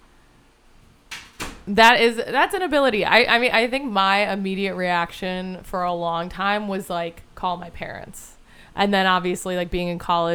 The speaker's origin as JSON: {"language": "English", "country": "United States", "said": "when I'm traveling as an American"}